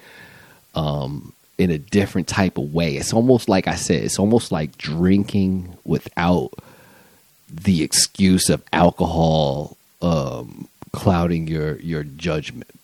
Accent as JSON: {"language": "English", "town": "Montclair", "region": "New Jersey", "country": "United States", "said": "I'm from Montclair"}